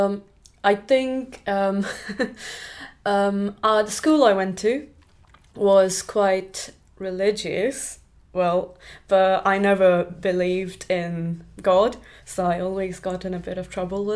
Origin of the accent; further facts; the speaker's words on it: Pune, Maharashtra, India; moved away as an adult; now in United Kingdom; I grew up in India in a place called Pune. Pune is a city, but I grew up in the outskirts